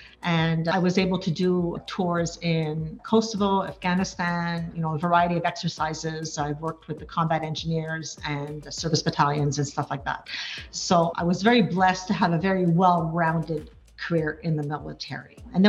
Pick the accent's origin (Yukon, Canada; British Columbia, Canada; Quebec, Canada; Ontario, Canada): Quebec, Canada; Laval; moved away as an adult; also born or lived in National Capital Region; I'm originally from Laval, Quebec, which is a suburb of Montreal.